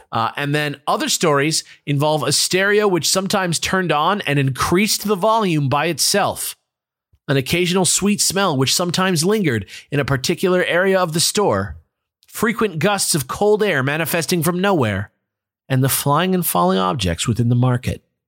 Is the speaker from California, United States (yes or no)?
yes; near LA, California, United States; the ferry leaves from my hometown.